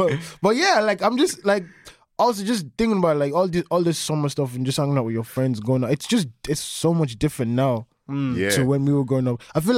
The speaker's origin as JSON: {"language": "English", "town": "Balbriggan", "region": "Leinster", "country": "Ireland", "tie": "born or raised there", "said": "I don't think I left Balbriggan"}